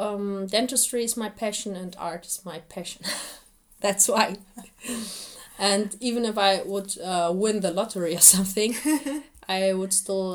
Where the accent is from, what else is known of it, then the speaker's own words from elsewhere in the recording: Bonn, North Rhine-Westphalia, Germany; first language Assyrian; English is a second language; also born or lived in Ankawa, Iraq; Bonn is my hometown in Germany and Ankara is my hometown in Iraq or Syria.